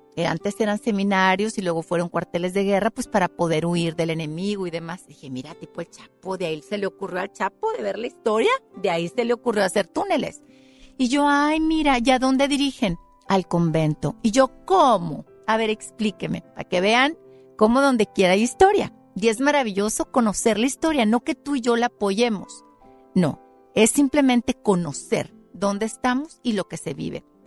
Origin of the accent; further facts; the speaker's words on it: Mexico; Y yo soy mexicana y soy mestiza